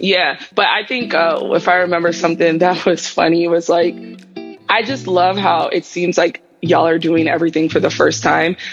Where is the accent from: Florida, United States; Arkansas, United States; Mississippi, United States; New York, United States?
New York, United States; moved away as an adult; also born or lived in Atlanta; I was from New York